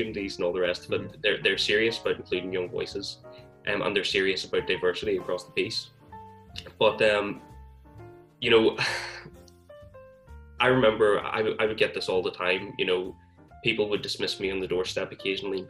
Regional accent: County Armagh, Northern Ireland, United Kingdom; I'm from County Armagh

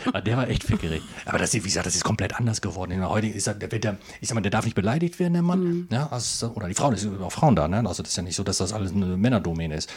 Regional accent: northern Osnabrück district, Lower Saxony, Germany; ich komme aus dem Nordkreis

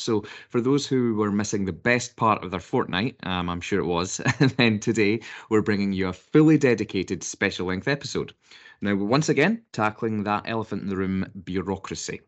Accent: United Kingdom; being British

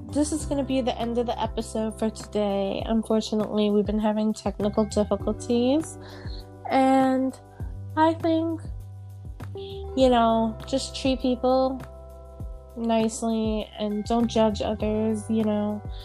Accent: New York, United States; Like me, I'm from New York.

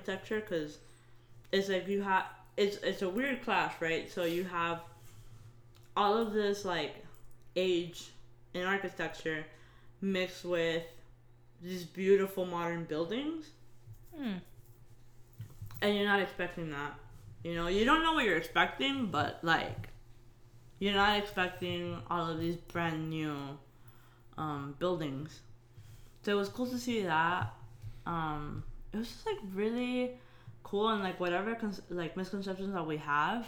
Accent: Miami, Florida, United States; we're from Miami.

